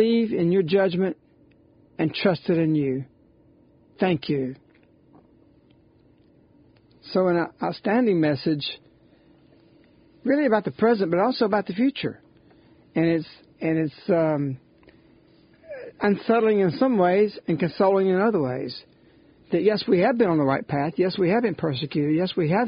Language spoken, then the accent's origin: English; United States; I'm glad I'm an American. I love my Italian roots